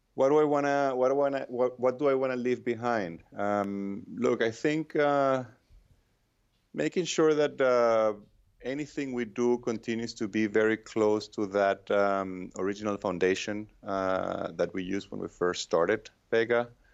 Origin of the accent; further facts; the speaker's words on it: Venezuela; moved away as an adult; now in United States; I'm from Venezuela